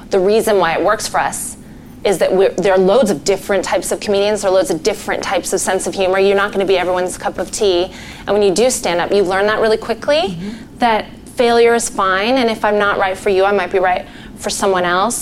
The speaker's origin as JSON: {"language": "English", "country": "Canada", "moved": "yes", "lives_now": "United Kingdom", "said": "a white Canadian girl born in the 80s"}